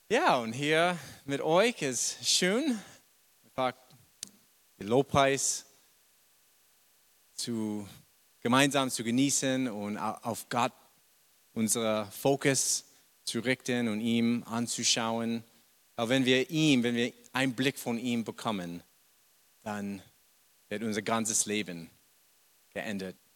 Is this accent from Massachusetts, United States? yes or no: yes; Boston, Massachusetts, United States; German is a second language; moved away as an adult; now in Germany; vielleicht habt ihr schon bemerkt, ich komme ursprünglich nicht aus Deutschland. Ich bin in Amerika geboren, in Boston. Und ja, habe ich bis mein, weiß es nicht, 30 Jahre da gewohnt.